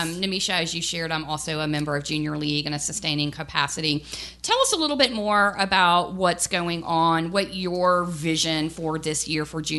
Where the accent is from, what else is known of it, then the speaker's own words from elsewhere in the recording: Baton Rouge, Louisiana, United States; also born or lived in Tuscaloosa, Alabama; I grew up here in Baton Rouge. I moved to Tuscaloosa area in Alabama and didn't know a soul.